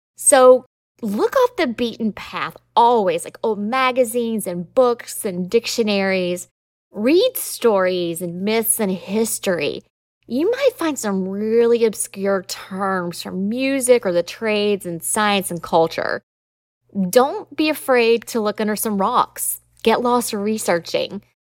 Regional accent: Southern, United States; accent: Southern; my Southern accent

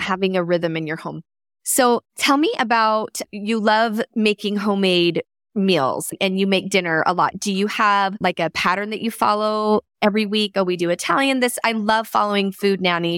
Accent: Canada; I was born in Canada

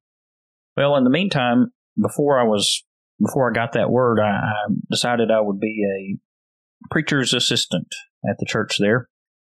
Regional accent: West Monroe, Louisiana, United States; moved away as an adult; now in Marietta, Oklahoma, United States; my first preaching job in my hometown church there at the Beacon Church of Christ in West Monroe, Louisiana

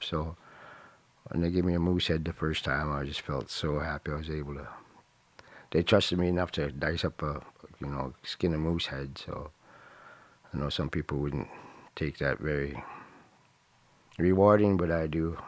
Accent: Nenana, Alaska, United States; also born or lived in Fairbanks, Alaska; I was raised here in Indiana by my grandma till I was five, and I moved back here when I was eleven. Been here ever since.

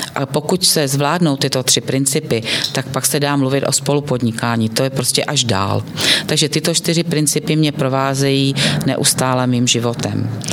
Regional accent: Bystřice pod Hostýnem, Zlín Region, Czechia; pocházím z Bystřice pod Hostýnem, z toho Zlínského kraje

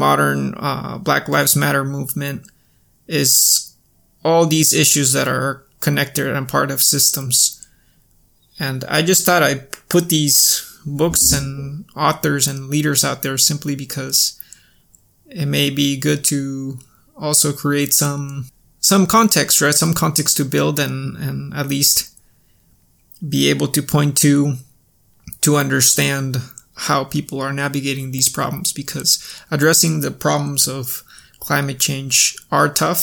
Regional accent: Cusco, Peru; moved away; Cusco, my hometown

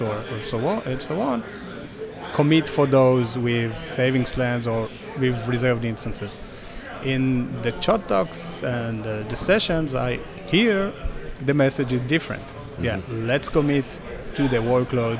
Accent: Tel Aviv, Tel Aviv District, Israel; I'm from Tel Aviv, Israel

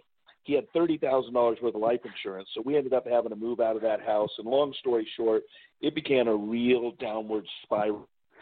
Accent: Seattle, Washington, United States; I was born and raised in Seattle, Washington. My mom and dad were both born there in the greater Seattle area, moreover in Bremerton

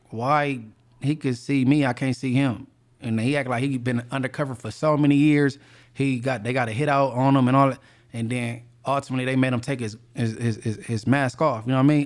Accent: Inglewood, California, United States; I'm from Inglewood and I'm, I'm a known person from there

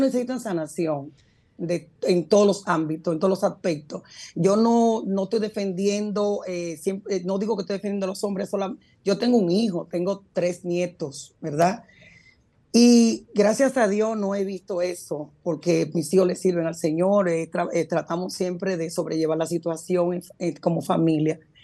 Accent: Puerto Rico; moved away as an adult; also born or lived in Dominican Republic / New York; now in United States; Yo salí muy niña de, mi país hacia Puerto Rico, me crié en Puerto Rico

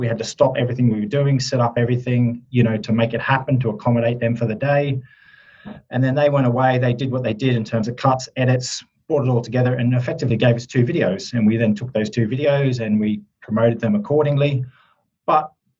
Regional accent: Australia; accent: Australian twang; moved away as an adult; now in Surrey, United Kingdom; I have Australian roots. Yep. I'm actually an Australian now that's based in the UK, in Surrey, UK

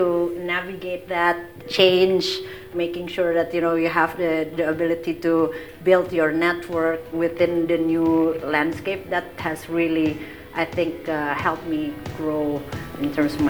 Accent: Indonesia; moved away; I'm from Indonesia, and I started my career back in Jakarta.

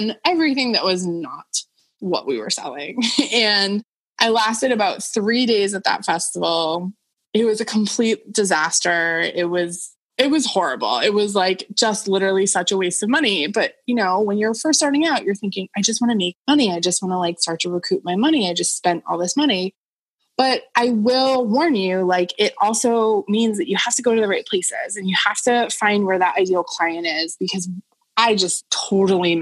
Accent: Boston area, Massachusetts, United States; moved away as an adult; also born or lived in New York City; I'm an adult living in kind of my hometown

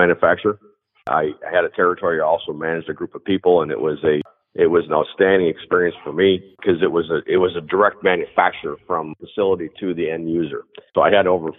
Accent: Bay City, Michigan, United States; now in Freeland, United States; I grew up in Bay City, went to Bay City All Saints

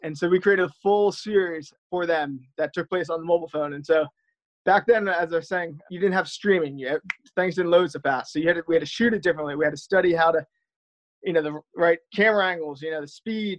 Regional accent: Connecticut, United States; I grew up in Connecticut

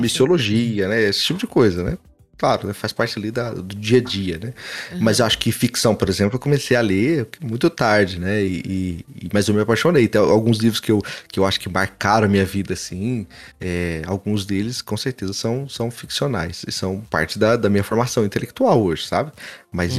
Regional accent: Franca, São Paulo, Brazil; eu sou de Franca

